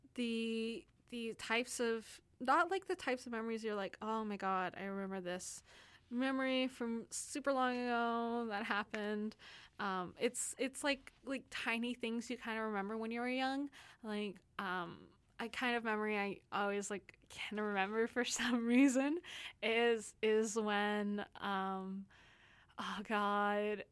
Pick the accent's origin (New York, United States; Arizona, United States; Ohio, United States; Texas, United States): Texas, United States; now in Vancouver, Canada; I'm from Texas, and we don't have those those kind of, like, huge mountains